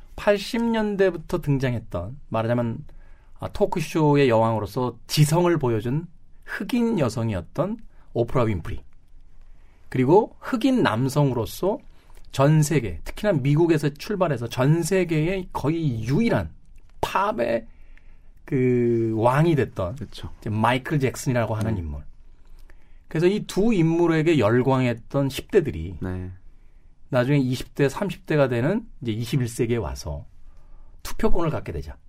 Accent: South Korea; …와 같은 국적을 가졌을 뿐

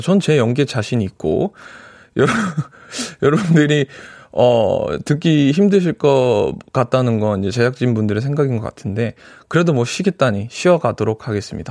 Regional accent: United States; now in South Korea; 미국에서 왔는데

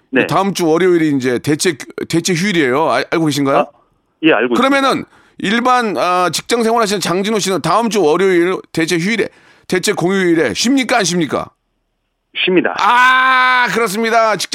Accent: Seoul, South Korea; 아, 원래 고향은 서울입니다.

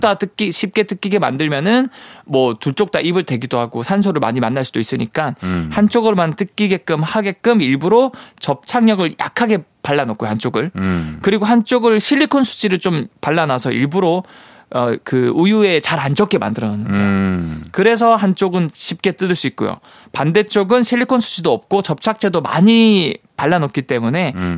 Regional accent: Busan, South Korea; 제가 예전에 고향이 부산이다 보니까

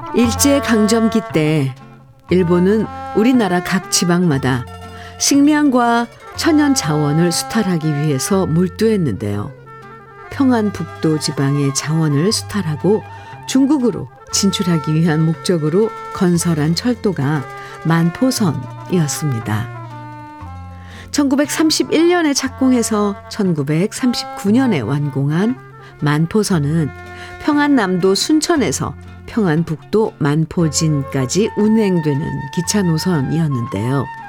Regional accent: Gwangju, South Korea; moved away; 저는 고향에 태어나긴, 네. 전라도 광주에서 태어났는데, 거기 아무도 안 계세요.

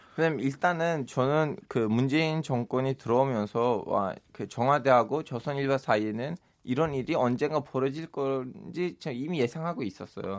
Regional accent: Turkey; Korean is a second language; moved away as an adult; now in South Korea

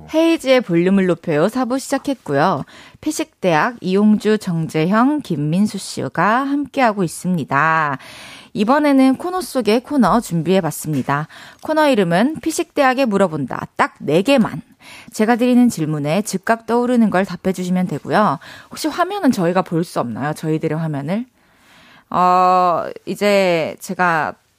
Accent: Masan, South Gyeongsang, South Korea; moved away; also born or lived in Daegu / Busan; 대구에서 태어나서. 네. 마산에서 자랐고. 아. 부산에서 대학교를 나왔어요

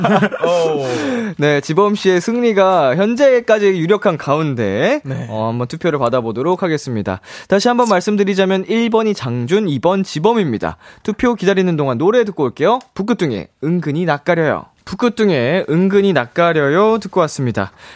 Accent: Seoul, South Korea; 저도 서울 사람으로서

